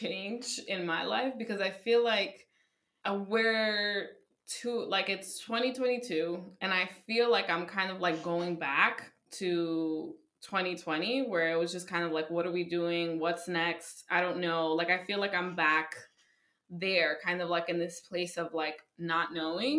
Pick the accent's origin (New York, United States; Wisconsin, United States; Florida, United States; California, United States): New York, United States; New York City; as a New Yorker, which is like specifically New York City